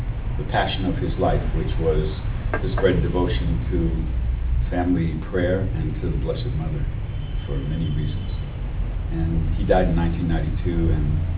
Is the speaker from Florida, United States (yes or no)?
no; Maine, United States; moved away as an adult; also born or lived in Massachusetts; I'm from Maine originally, and from a family of 12